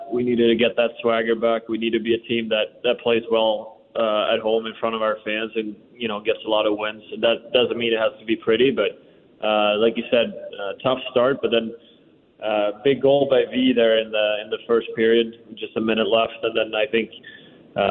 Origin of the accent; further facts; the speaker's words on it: Sweden; now in Washington, United States; growing up in Sweden, no one plays baseball